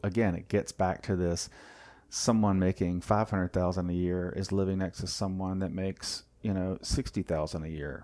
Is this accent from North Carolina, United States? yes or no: yes; Wilmington, North Carolina, United States; moved away as an adult; also born or lived in Germany / Raleigh, North Carolina; I grew up in Wilmington, um, and then moved to Raleigh, obviously, for school